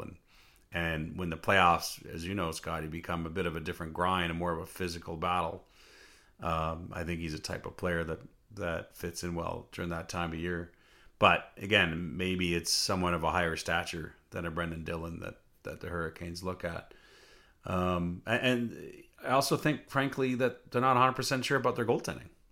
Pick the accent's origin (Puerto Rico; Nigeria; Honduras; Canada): Canada; Northern Ontario; I grew up in Northern Ontario